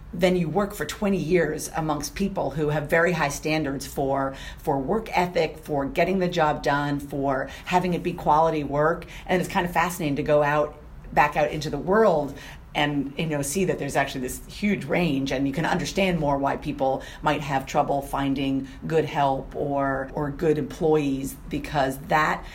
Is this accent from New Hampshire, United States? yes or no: yes; New Hampshire, United States; moved away as an adult; also born or lived in New Orleans, Louisiana; I grew up in New Hampshire